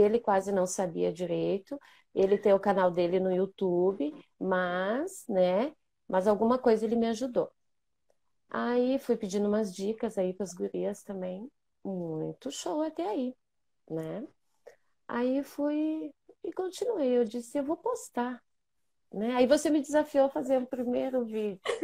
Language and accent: Portuguese; Bento Gonçalves, Rio Grande do Sul, Brazil; accent: gaúcha; sou de Bento Gonçalves, Rio Grande do Sul, para quem não me conhece. Sou aqui do lugar do Tchê